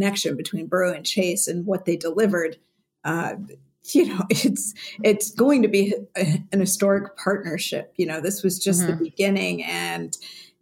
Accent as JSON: {"language": "English", "region": "Northern California", "country": "United States", "said": "I'm from Northern California"}